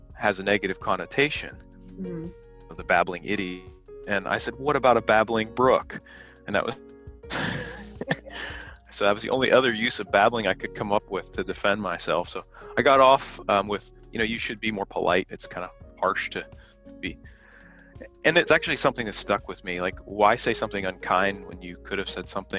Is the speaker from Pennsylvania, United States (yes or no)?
yes; Bedford, Pennsylvania, United States; moved away as an adult; also born or lived in Texas / Midwest; now in Santa Cruz, United States; I grew up in Bedford, Pennsylvania, which is about 46 miles from Mercersburg